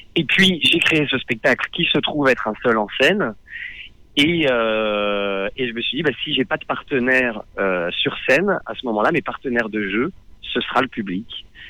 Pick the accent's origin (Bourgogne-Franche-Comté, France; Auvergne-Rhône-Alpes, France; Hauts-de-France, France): Hauts-de-France, France; Nord-Pas-de-Calais; j'ai passé mon enfance dans le Nord-Pas-de-Calais